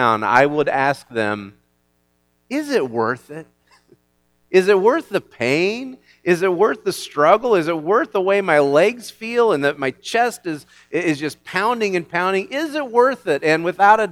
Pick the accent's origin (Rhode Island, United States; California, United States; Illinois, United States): Illinois, United States; I am from Illinois, and I grew up in a town a lot like this one